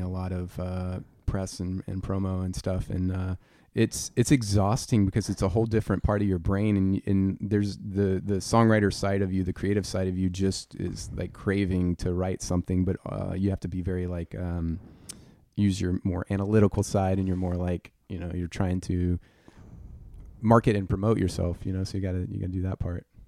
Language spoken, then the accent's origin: English; Louisiana, United States; I'm from Louisiana